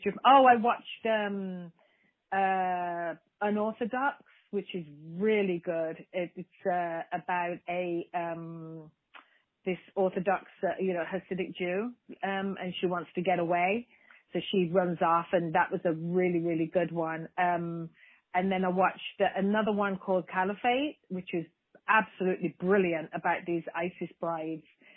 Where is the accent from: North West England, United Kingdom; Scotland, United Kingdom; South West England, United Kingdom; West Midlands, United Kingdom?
West Midlands, United Kingdom; Birmingham; my hometown in Birmingham, England